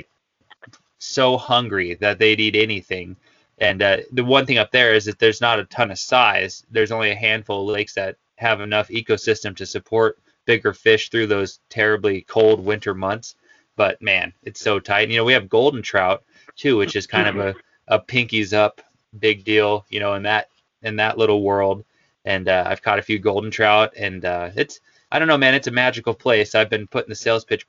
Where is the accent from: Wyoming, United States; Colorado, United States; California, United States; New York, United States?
Wyoming, United States; Pinedale; growing up in Pinedale